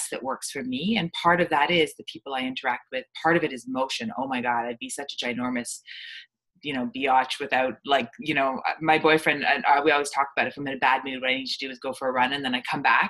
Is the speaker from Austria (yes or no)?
no; Canada; I'm from Canada